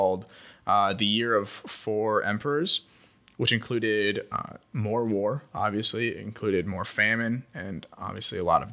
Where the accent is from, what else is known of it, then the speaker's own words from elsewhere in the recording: Iowa, United States; where I grew up in Iowa